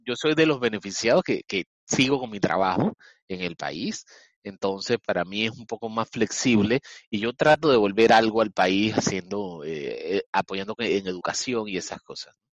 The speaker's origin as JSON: {"language": "Spanish", "country": "Panama", "said": "Yo estoy ahorita mismo en Panamá"}